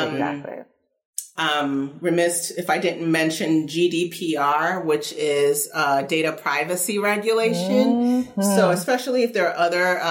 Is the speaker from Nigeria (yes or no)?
yes; Nigeria; moved away; also born or lived in United States / Kentucky; my earliest memories are from after we moved to Nigeria